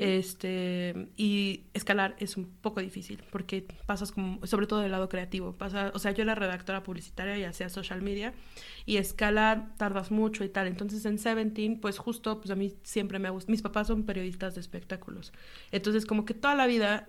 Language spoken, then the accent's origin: Spanish; Mexico City, Mexico; moved away as an adult; now in Paris, France; soy de aquí del DF todavía, CDMX